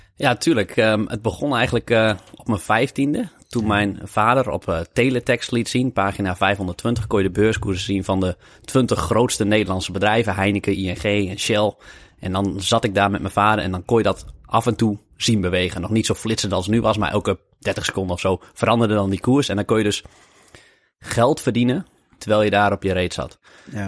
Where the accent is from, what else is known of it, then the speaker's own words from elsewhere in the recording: Lemelerveld, Overijssel, Netherlands; ik ben in Lemelenveld opgegroeid